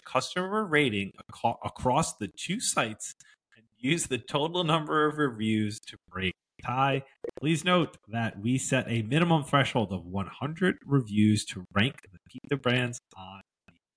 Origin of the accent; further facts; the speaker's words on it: Westchester, New York, United States; I'm from Westchester